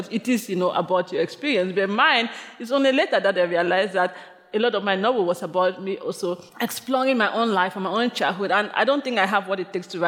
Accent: Limbe, Southwest Region, Cameroon; moved away as an adult; now in New York City, United States; my hometown of Limbe

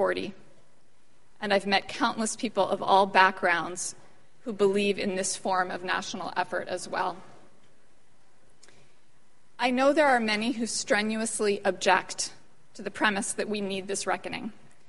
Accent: Philadelphia, Pennsylvania, United States; I grew up in Philadelphia, 6 blocks from Independence Hall and the Liberty Bell.

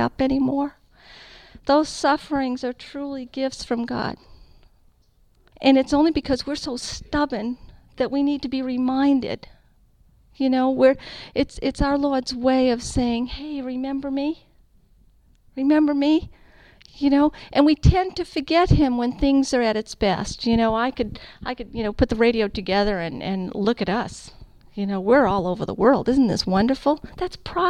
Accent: California, United States; I'm from California.

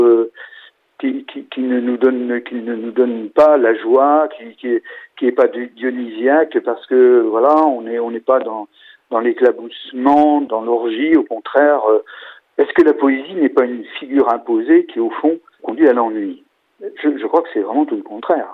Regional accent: Angers, Pays de la Loire, France; chez nous à Angers

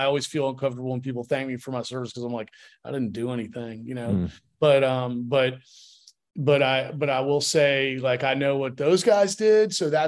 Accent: Connecticut, United States; also born or lived in California; Kind of all over. I was a military brat, but spent most of my formative years in Connecticut and but was born in California.

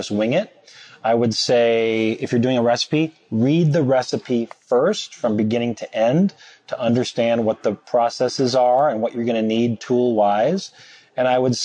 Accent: St. Cloud, Minnesota, United States; now in Chicago, United States; I'm from St. Cloud, Minnesota

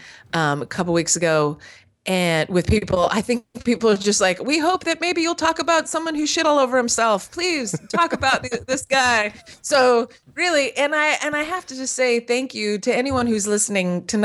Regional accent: California, United States; I was raised in California, as you know, with the hippie people

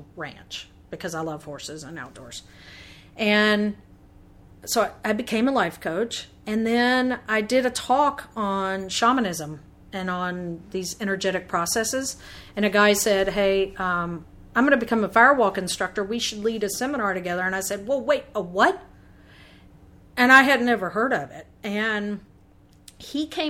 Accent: the South, United States; growing up in the South, I love the South

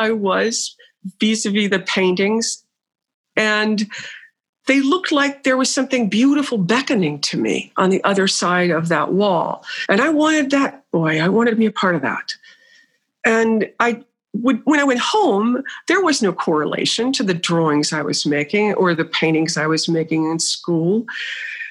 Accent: Burlington, North Carolina, United States; I'm from a North Carolina, small mill town in North Carolina named Burlington, called Burlington

